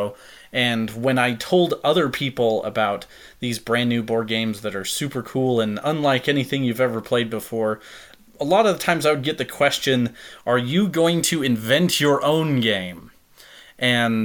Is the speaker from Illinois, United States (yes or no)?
no; Provo, Utah, United States; I'm from Provo, Utah